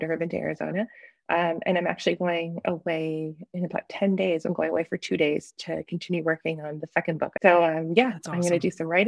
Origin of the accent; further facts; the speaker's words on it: Canada; life as a Canadian independent author